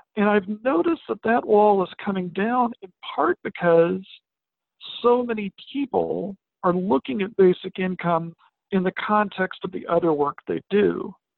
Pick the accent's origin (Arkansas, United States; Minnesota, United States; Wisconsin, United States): Arkansas, United States; Arkansas Delta, United States; now in Western Massachusetts, United States; I grew up in the Arkansas uh, Delta